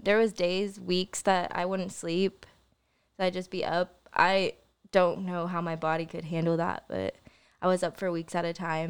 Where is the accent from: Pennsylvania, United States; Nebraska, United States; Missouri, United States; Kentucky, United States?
Missouri, United States; Joplin; born there; Well, I was born in Joplin, Missouri.